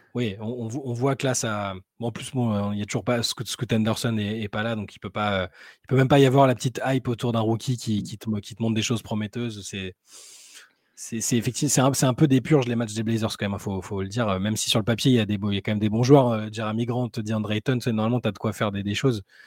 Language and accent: French; France; on est français